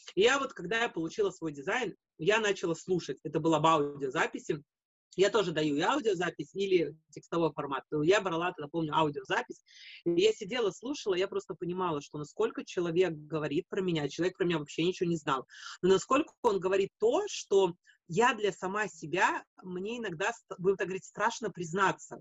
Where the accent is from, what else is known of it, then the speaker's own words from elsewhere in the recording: Latvia; now in Japan; я из Латвии